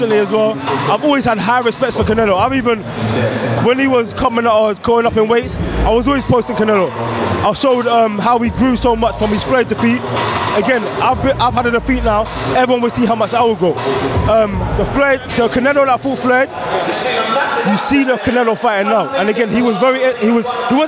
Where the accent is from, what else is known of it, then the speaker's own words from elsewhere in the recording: England, United Kingdom; right now I'm living in a country, I'm living in England. I was born in England, so I was born with opportunity